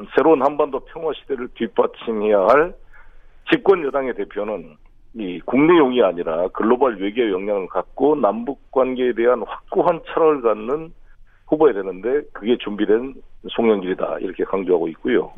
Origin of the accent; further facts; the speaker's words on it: Honam, South Korea; moved away; also born or lived in Incheon; 호남 출신으로